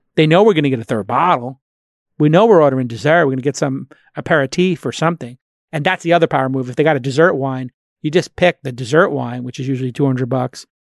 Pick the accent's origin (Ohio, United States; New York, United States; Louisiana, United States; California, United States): New York, United States; New York City; moved away; my hometown, Brooklyn